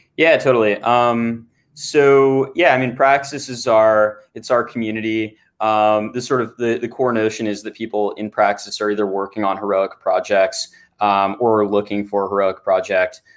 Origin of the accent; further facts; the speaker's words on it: Santa Barbara, California, United States; I grew up in Santa Barbara